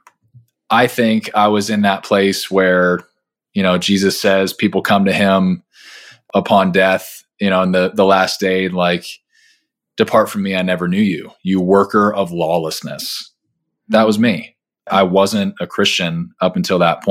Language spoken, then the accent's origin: English; Southern California, United States; I grew up in Southern California